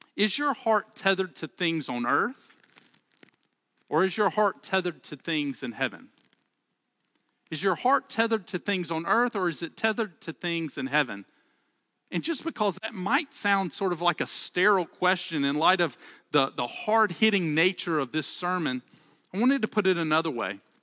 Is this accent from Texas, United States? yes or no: no; Alabama, United States; accent: Southern; I'm from Alabama, and one of the things I love about, uh, about Southern speech is that we have a way to say the plural second person, and we say y'all